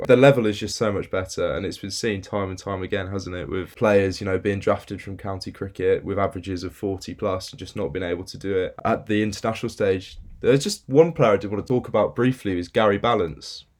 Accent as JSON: {"language": "English", "area": "North Devon", "region": "South West England", "country": "United Kingdom", "moved": "as an adult", "lives_now": "Birmingham, United Kingdom", "said": "I'm originally from North Devon"}